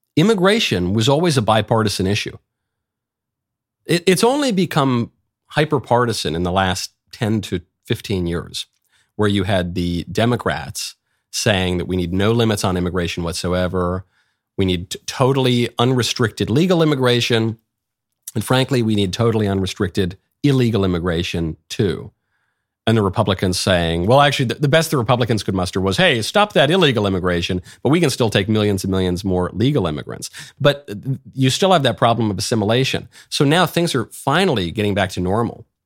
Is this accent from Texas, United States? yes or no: no; New York, United States; I'm a New Yorker myself